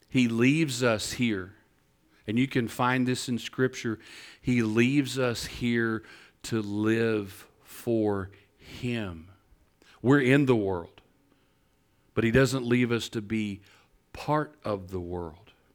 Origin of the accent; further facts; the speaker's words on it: Northeast Texas, United States; I'm from Northeast Texas.